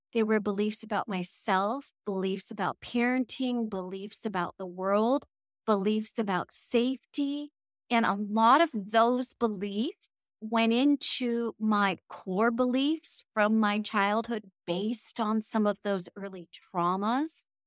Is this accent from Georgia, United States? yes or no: no; California, United States; I'm originally from California